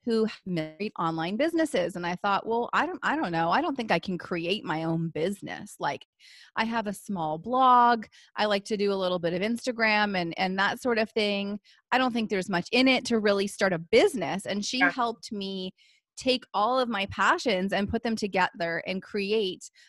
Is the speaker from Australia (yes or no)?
no; Canada; I am a Canadian military wife and I'm a mom of two little boys